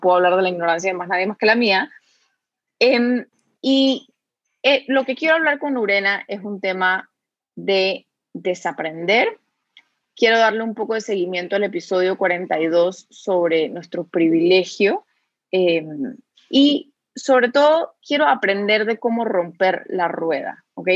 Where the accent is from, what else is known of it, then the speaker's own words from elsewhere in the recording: Panama; aquí en Panamá